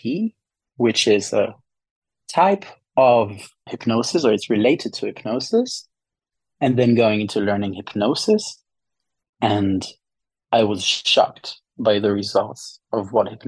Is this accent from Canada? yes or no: no; Israel; moved away; I'm from Israel.